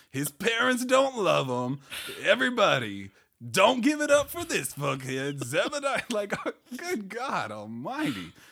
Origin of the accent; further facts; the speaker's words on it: Colorado, United States; Again, I'm from Colorado. I would have nothing to say.